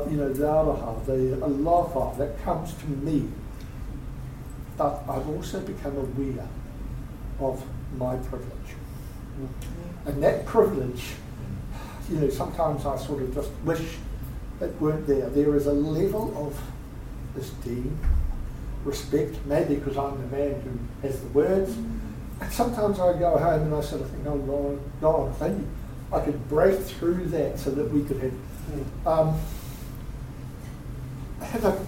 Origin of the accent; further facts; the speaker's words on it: Wellington, New Zealand; I'm from Wellington.